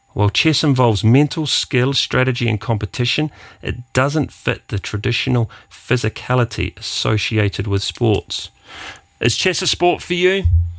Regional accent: Wellington, New Zealand; I come from the Wairarapa of New Zealand, which is actually the sheep shearing capital of the world.

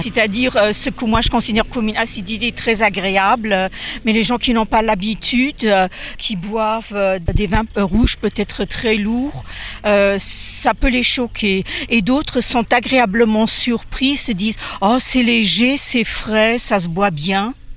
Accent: Luxembourg; je suis luxembourgeoise

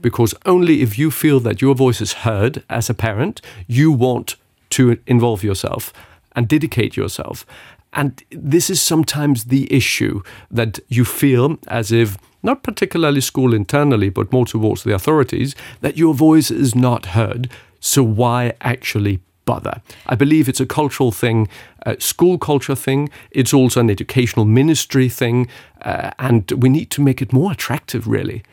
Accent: Luxembourg; born or raised there

